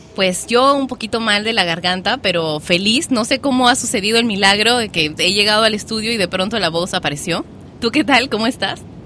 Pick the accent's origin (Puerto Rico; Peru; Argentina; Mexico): Peru; Lima; yo soy de Lima